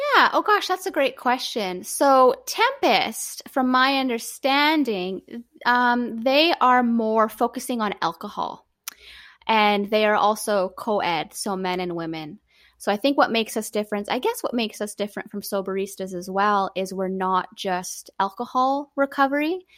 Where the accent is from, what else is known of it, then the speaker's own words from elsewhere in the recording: Canada; being Canadian as well